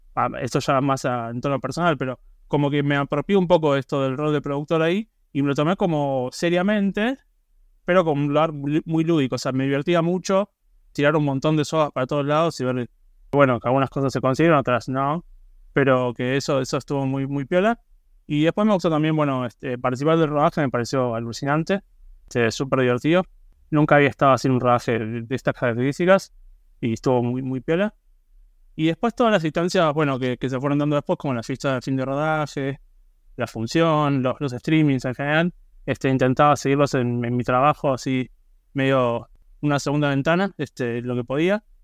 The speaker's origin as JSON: {"language": "Spanish", "region": "Buenos Aires", "country": "Argentina", "tie": "born or raised there", "said": "yo soy de Buenos Aires, estoy ahora mismo y soy del barrio de Belgrano, este, me crié acá, viví toda la vida acá"}